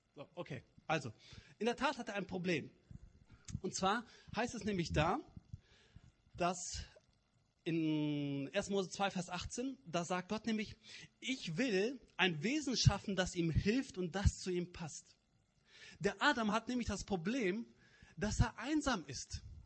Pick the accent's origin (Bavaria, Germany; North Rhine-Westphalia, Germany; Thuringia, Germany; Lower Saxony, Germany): North Rhine-Westphalia, Germany; Cologne area; moved away; Ich komme aus der Kölner Gegend, vielleicht hört ihr das.